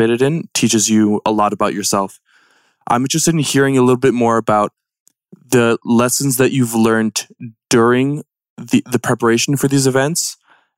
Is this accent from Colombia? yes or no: yes; Colombia; moved away; I'm from Colombia